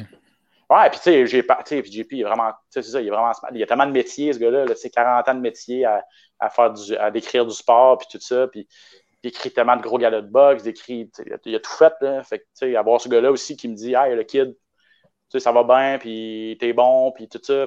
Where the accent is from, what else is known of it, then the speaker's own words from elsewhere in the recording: Canada; l'anglais, c'est pas vraiment ma, langue, ma première langue